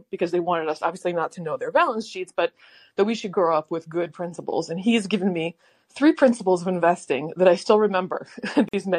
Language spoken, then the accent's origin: English; Maryland, United States; I was a wee young one growing up in Maryland